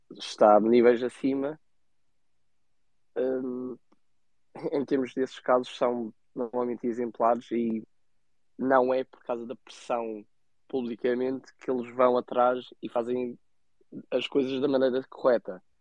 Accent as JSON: {"language": "Portuguese", "region": "Azores", "country": "Portugal", "said": "até sou açoriano, não sou madeirense."}